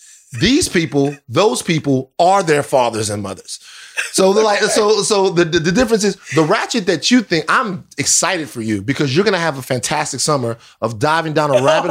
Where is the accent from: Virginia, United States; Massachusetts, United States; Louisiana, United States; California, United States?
Louisiana, United States; Baton Rouge; Baton Rouge, Louisiana.